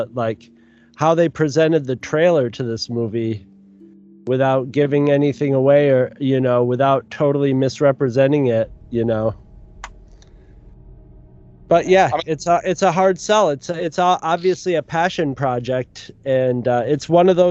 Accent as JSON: {"language": "English", "country": "United States", "said": "being an American"}